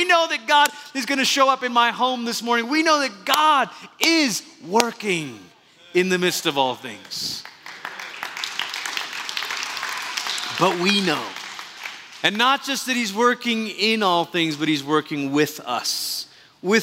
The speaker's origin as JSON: {"language": "English", "country": "Malaysia", "tie": "born or raised there", "moved": "yes", "said": "We've been impacted by growing up in Malaysia"}